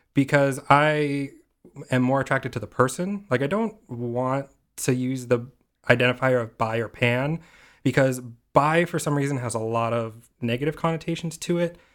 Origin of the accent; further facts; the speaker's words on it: Simi Valley, California, United States; originally I'm from this tiny little town on the edge of L A and Ventura County called Simi Valley